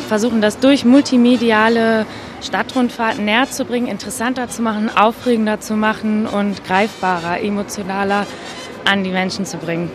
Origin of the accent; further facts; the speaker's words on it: Hamburg, Germany; moved away as an adult; now in Berlin, Germany; Ich komme aus Hamburg ursprünglich, habe hier studiert, Kulturwissenschaften.